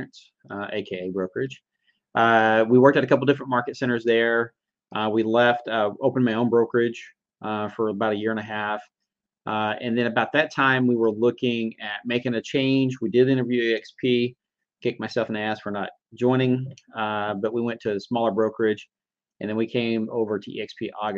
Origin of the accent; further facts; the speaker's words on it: Fort Worth, Texas, United States; born and raised in Texas, originally from the Fort Worth area, lived all over the Metroplex